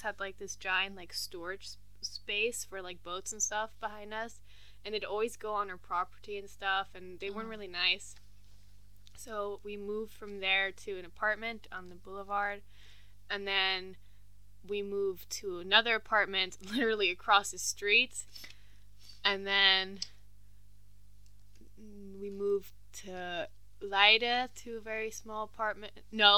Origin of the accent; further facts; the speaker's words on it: Geneva, Switzerland; born there; I was born in Geneva. And Geneva's the French part of Switzerland. And I'm half French.